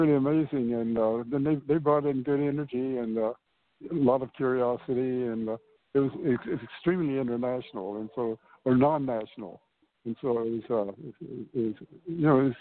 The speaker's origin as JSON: {"language": "English", "town": "Long Beach", "region": "California", "country": "United States", "tie": "born or raised there", "also_born_or_lived": "Spain / Mexico", "moved": "as an adult", "said": "I was born in America, yeah. I was born in Long Beach, California"}